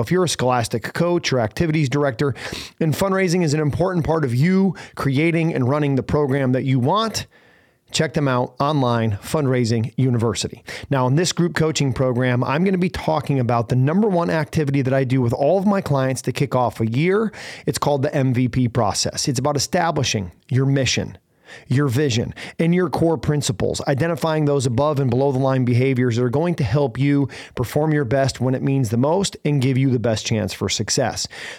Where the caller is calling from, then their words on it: Scottsdale, Arizona, United States; I'm coming in from Scottsdale, Arizona.